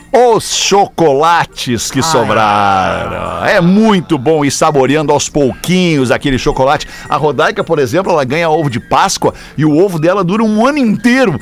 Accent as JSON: {"language": "Portuguese", "town": "Porto Alegre", "region": "Rio Grande do Sul", "country": "Brazil", "tie": "born or raised there", "said": "bairro Bonfim, que é o bairro onde eu nasci, me criei e moro até hoje aqui em Porto Alegre"}